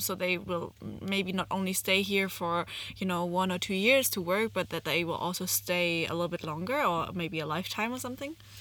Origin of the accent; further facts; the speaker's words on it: Germany; moved away as an adult; now in China; I'm born and raised in Germany and moved to China in 2016